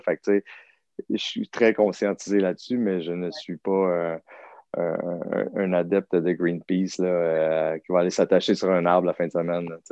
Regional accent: Saint-Liboire, Quebec, Canada; moved away as an adult; also born or lived in Saint-Hyacinthe; now in North Shore, Quebec, Canada; je viens d'un tout petit village qui s'appelle Saint-Liboire

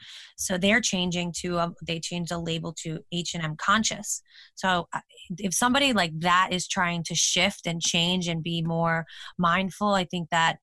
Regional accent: United States; being American women

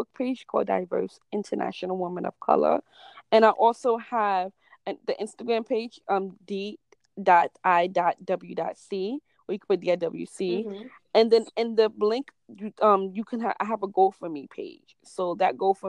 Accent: New York City, New York, United States; I'm from New York. I'm from the Bronx, so it's a whole different world when you step out from the Bronx

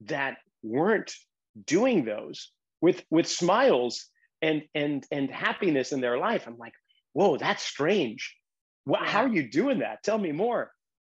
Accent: Boston, Massachusetts, United States; moved away; growing up in the Irish Roman Catholic suburbs of Boston

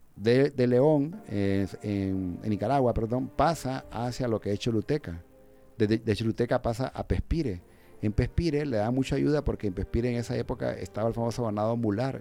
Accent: Honduras; como hondureños que somos, tenemos que conocer pues nuestros, nuestras raíces

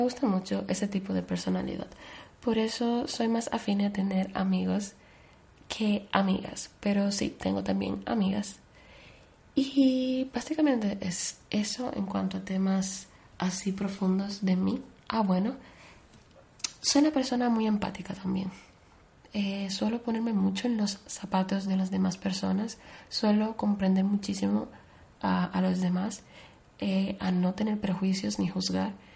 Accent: Dominican Republic; moved away; also born or lived in Spain; aparte de mi país natal, que es República Dominicana, pues, como ya he dicho, yo tengo doble nacionalidad, por lo que yo he vivido una gran parte de mi vida en España

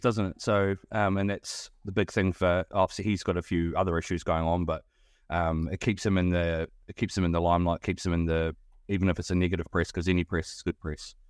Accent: New Zealand; moved away; coming from New Zealand, I don't know whether you've picked up my accent

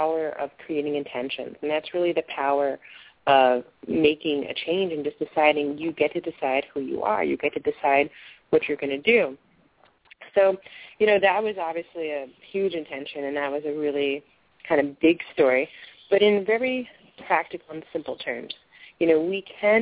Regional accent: New Jersey, United States; I grew up in New Jersey in a more rural area

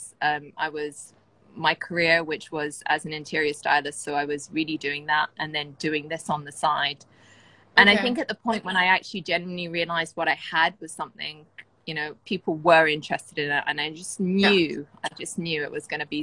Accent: London, United Kingdom; moved away as an adult; now in Bahrain; I moved from London, from where I was born and raised

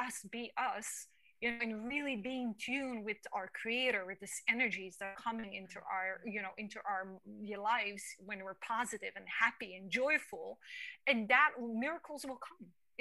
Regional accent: New York City, New York, United States; me growing up in Manhattan, I'm blunt

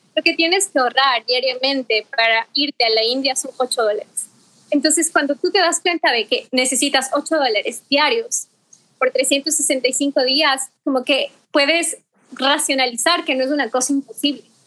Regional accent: Ecuador; soy ecuatoriana

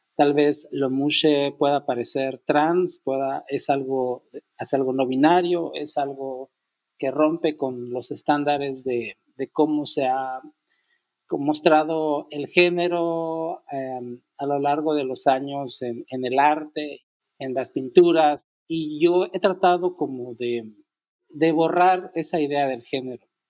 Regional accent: Unión Hidalgo, Oaxaca, Mexico; moved away; also born or lived in Mexico City; soy originario de Unión Hidalgo, Oaxaca

